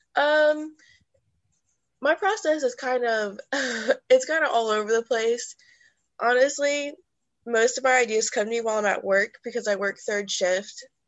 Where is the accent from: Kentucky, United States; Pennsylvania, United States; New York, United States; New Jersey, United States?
Kentucky, United States; Erlanger; moved away as an adult; now in Louisville, United States; I'm originally from Erlanger, Kentucky, which is right under Cincinnati. But right now, I'm living in Louisville, Kentucky